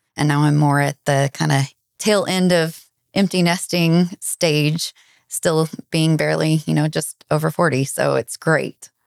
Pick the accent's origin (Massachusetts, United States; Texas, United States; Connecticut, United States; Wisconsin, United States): Texas, United States; Dallas; also born or lived in Fort Worth area; I am originally from the Dallas area. Lived south of the Dallas my whole life and grew up here